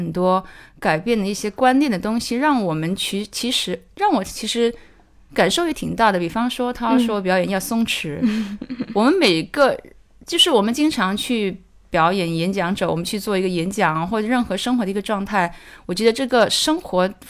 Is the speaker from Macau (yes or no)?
yes; Macau; 呃，其实是这样的，我是从澳门过来的，然后就是刚在电影学院学完我的制片人课程